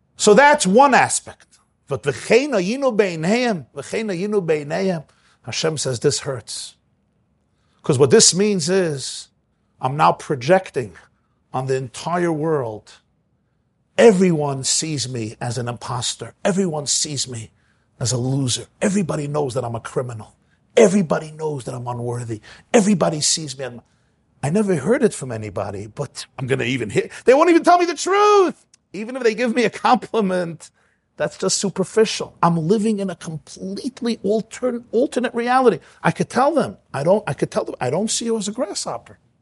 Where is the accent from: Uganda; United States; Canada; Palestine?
United States; Brooklyn, New York; moved away as an adult; now in Muncie, United States; I grew up in Brooklyn